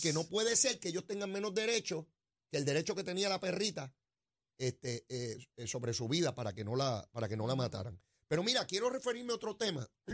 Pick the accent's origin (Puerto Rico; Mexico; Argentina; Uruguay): Puerto Rico